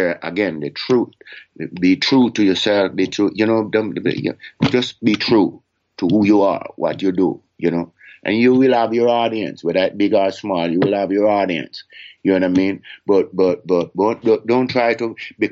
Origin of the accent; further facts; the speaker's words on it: Jamaica; me as Jamaican